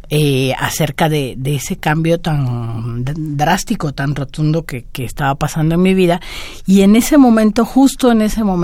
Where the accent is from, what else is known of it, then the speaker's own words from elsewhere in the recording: Cuba; now in Mexico; Cuando yo mm, salí de Cuba y vine a vivir a México, dejaba atrás una realidad que era lo que había vivido hasta entonces